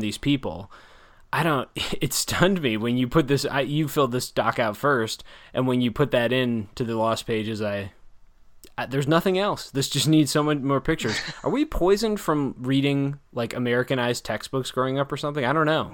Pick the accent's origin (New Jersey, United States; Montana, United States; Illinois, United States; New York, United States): Illinois, United States; near Chicago; growing up near Chicago